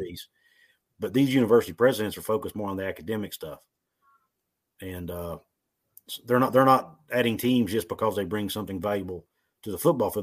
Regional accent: West Virginia, United States; I was born and raised in West Virginia. I've lived here my whole life.

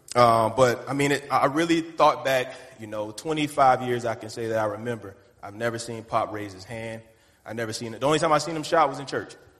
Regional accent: the Carolinas, United States; I'm from Carolina, so we walk around and do this to everybody

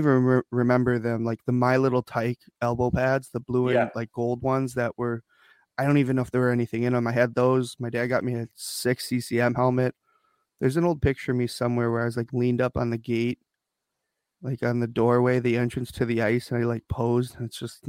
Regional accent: Detroit, Michigan, United States; also born or lived in South Korea; I was adopted from South Korea when I was about 4 months old. Two loving parents, Vicky Terry Bomarito here in Detroit, Michigan, Metro Detroit.

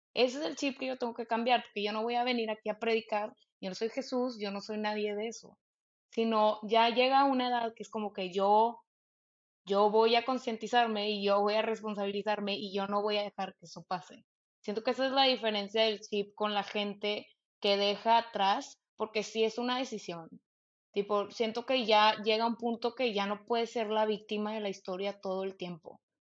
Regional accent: Monterrey, Nuevo León, Mexico; yo crecí en Monterrey

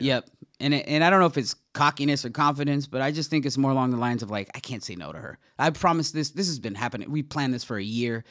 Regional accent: California, United States; As a Californian

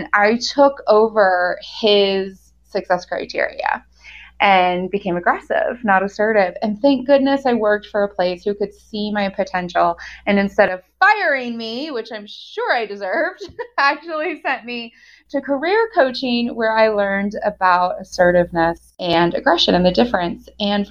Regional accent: United States; moved away as an adult; also born or lived in Germany; now in Golden, Colorado, United States; I lived in Germany for 13 years, although I am an American. I'm back in the US in Golden, Colorado.

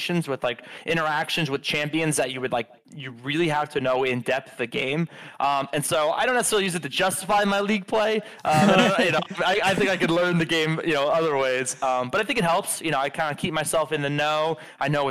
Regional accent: Philadelphia, Pennsylvania, United States; moved away; I'm from Philly

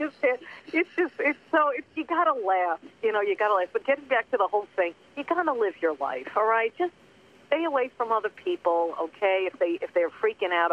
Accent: Long Island, New York, United States; now in Los Angeles, United States; I grew up on Long Island

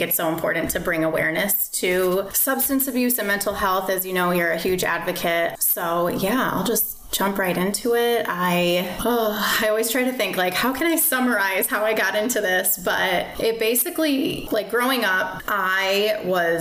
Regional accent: Chicago suburbs, Illinois, United States; moved away as an adult; now in Florida, United States; I'm from Chicago suburbs, little town called Grace Lake. I moved to Florida

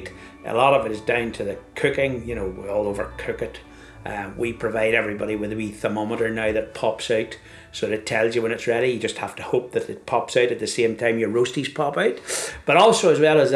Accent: Ireland; Being an Irishman

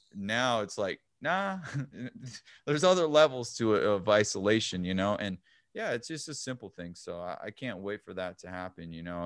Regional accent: El Paso, Texas, United States; I'm from El Paso

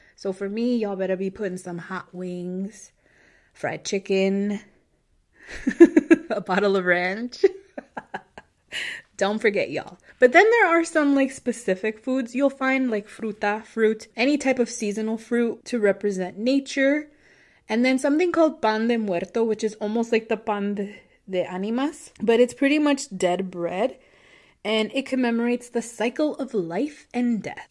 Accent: United States; I'm American, so I grew up here. I've known nothing else

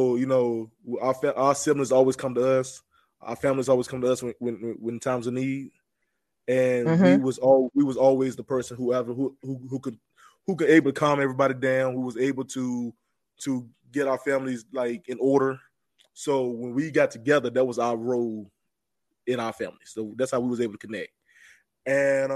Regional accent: the South, United States; I'm from the South

